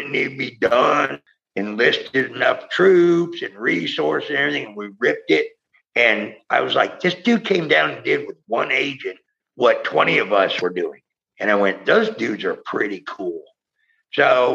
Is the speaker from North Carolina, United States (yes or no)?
no; San Francisco, California, United States; moved away as an adult; also born or lived in Key West, Florida; that's my hometown